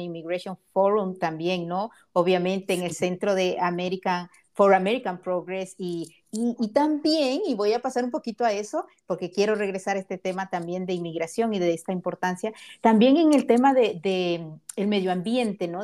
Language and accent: Spanish; Honduras; now in United States; soy hondureña